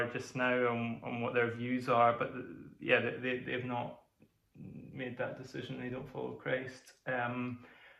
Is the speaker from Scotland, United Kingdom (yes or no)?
yes; Peterhead, Scotland, United Kingdom; also born or lived in Zambia / Glasgow; I was born in Scotland, spent a little time in Zambia, as my dad was a minister, a missionary there, in a church, and then moved to Peterhead when I was 10, after being in Glasgow for a little bit as well